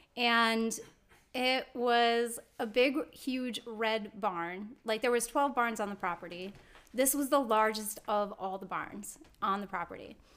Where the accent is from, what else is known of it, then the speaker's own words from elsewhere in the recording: Rockford, Illinois, United States; now in California, United States; I was born and raised here in Rockford, Illinois. But I now live in California, so I've transplanted